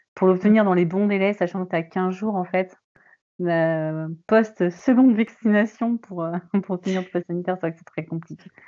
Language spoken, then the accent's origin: French; Paris, Île-de-France, France; now in Brittany, France; je ne suis pas bretonne, je suis parisienne